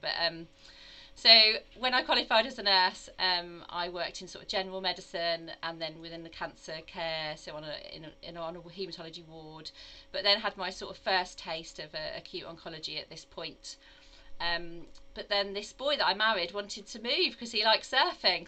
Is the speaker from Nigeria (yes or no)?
no; Midlands, United Kingdom; moved away as an adult; also born or lived in Dudley / Worcester; now in North Devon, United Kingdom; you can probably tell from my accent uh, that I'm actually not from the southwest, but I'm actually from the Midlands.